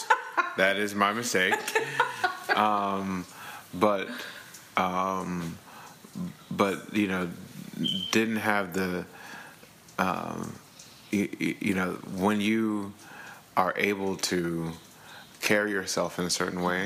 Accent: Dallas, Texas, United States; also born or lived in Missouri / Chicago; I'm from Dallas, Texas, born and raised. Was raised in Buckner Terrace, which is near Pleasant Grove

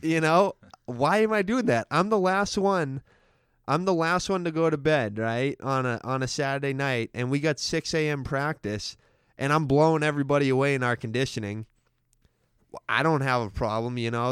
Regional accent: Stoneham, Massachusetts, United States; was born and raised in Stoneham

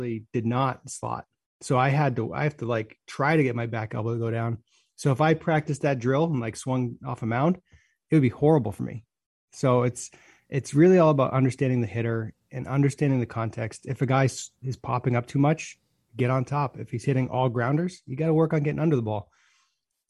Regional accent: Hudson, United States; I grew up in Hudson

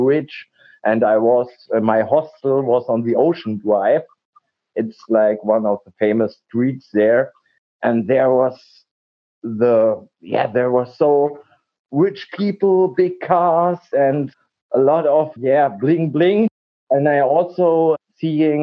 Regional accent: Spangenberg, Hesse, Germany; English is a second language; here in my hometown in Spangenberg.

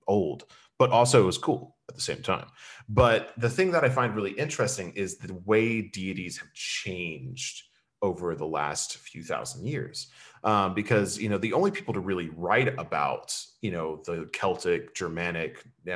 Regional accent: Lexington, Kentucky, United States; moved away; Lexington, where I'm from

